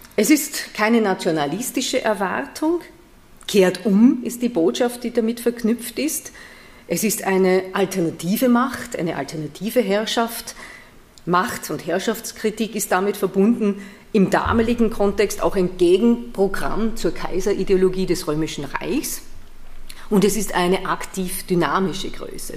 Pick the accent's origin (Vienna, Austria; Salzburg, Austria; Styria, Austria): Vienna, Austria; moved away as an adult; now in Paderborn, Germany; ich nicht gebürtig bin aus Nordrhein-Westfalen, ich komme aus Wien. Also ich bin eine Österreicherin